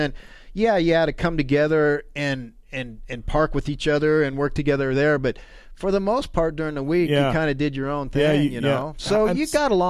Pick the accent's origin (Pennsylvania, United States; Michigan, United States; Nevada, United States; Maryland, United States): Nevada, United States; Reno; moved away as an adult; also born or lived in Carson City, Nevada; now in Las Vegas, United States; I knew Scott growing up in Reno.